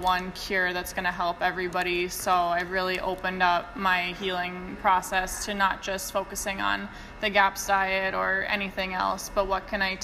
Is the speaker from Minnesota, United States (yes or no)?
yes; Minnesota, United States; moved away as an adult; now in Sweden; I'm from Minnesota, but yeah, I live in Sweden